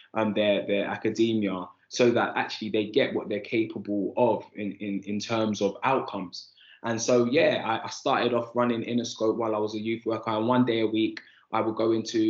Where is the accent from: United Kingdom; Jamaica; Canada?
United Kingdom; London; I grew up on Andover Estate in Islington.